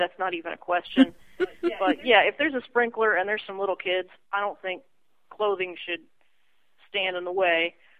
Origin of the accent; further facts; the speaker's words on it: Texas, United States; I am from Texas, which is sometimes part of the South, sometimes not.